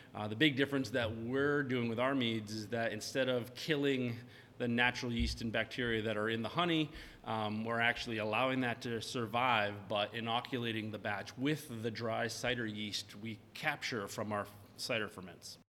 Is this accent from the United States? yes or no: yes; Maine, United States; I'm from Maine